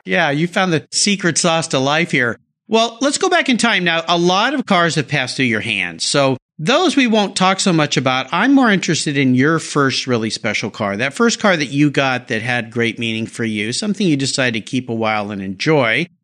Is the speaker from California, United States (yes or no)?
yes; La Jolla, California, United States; I grew up in La Jolla